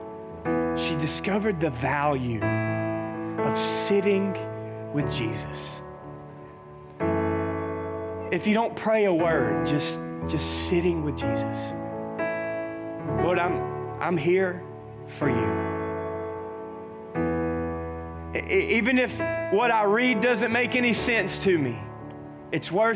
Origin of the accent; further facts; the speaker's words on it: the South, United States; I was raised in the South.